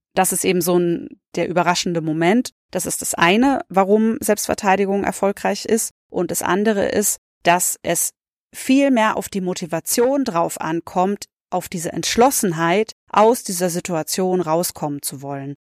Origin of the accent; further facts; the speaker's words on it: the Oktoberfest area, Bavaria, Germany; ich komme aus der Ecke